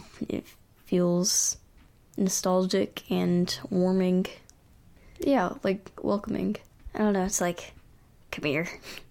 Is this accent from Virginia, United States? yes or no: yes; Lynchburg, Virginia, United States; Lynchburg, Virginia.